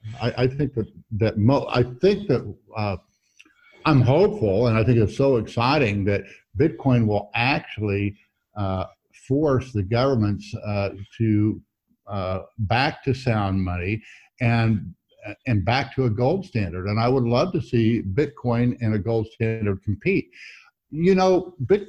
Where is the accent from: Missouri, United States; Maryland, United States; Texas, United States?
Missouri, United States; I'm from Missouri